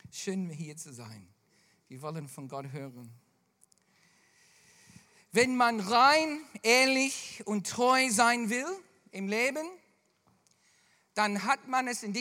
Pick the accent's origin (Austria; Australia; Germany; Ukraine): Australia; Melbourne, Victoria; da, wo ich groß geworden bin in Melbourne, gibt es dann zwei Stunden äh, von Melbourne entfernt eine Insel